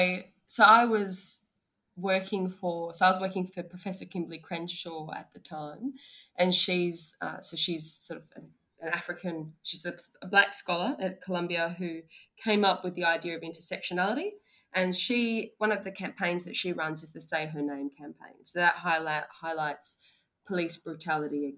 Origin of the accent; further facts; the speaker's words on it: Australia; we as Australian lawyers